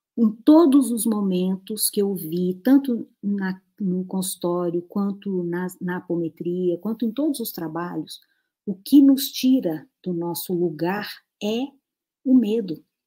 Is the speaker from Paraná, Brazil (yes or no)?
no; Natal, Rio Grande do Norte, Brazil; moved away; lá da minha cidade, Natal, que eu nem morava lá